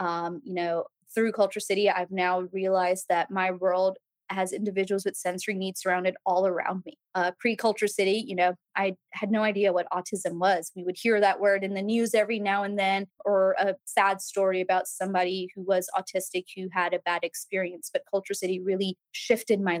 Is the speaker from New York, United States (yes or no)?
no; Mississippi, United States; also born or lived in Birmingham, Alabama; now in Nashville, United States; I'm a Southern gal through and through, born and raised in Mississippi